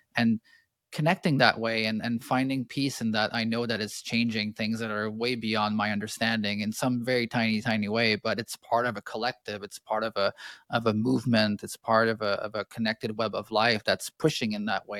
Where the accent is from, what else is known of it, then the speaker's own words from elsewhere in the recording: Canada; I grew up in Canada